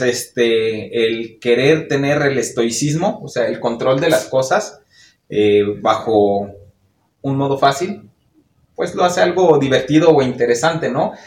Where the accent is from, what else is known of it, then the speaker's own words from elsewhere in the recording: Mexico; hasta que no salimos de nuestro país o no vamos a otro lugar, no entendemos el poder que tiene nuestra cultura en otros lugares.